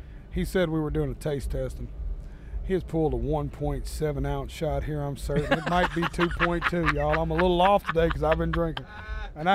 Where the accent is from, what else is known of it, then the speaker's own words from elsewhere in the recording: Tennessee, United States; I'm a Southern boy. I'm from Tennessee